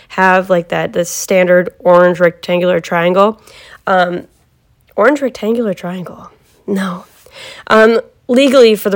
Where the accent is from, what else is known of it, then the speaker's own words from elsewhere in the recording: Ohio, United States; also born or lived in Cleveland, Ohio; I am from Ohio, born and raised. I've never lived in any other state. I've never really wanted to live in any other state.